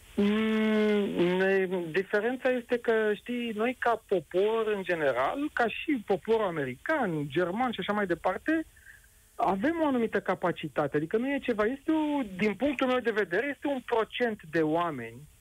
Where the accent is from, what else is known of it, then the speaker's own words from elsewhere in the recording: Romania; noi ca români